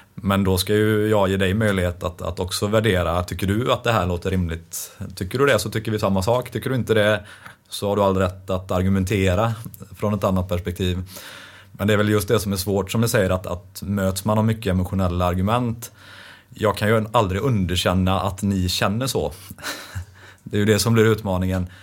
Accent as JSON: {"language": "Swedish", "area": "Västergötland", "region": "Västra Götaland", "country": "Sweden", "accent": "västgöte", "said": "Det hörs ju att jag är västgöte"}